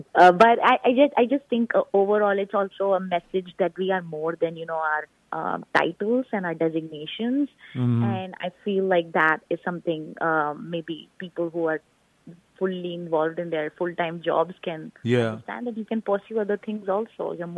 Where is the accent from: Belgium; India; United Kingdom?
India; Rajasthan; now in Houston, United States; I grew up in Rajasthan. I was born and raised in Rajasthan.